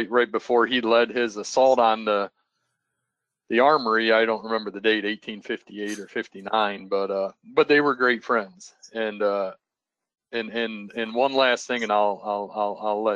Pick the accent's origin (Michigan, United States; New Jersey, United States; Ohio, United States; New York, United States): Ohio, United States; Northwest; I always took a lot of pride growing up in Northwest Ohio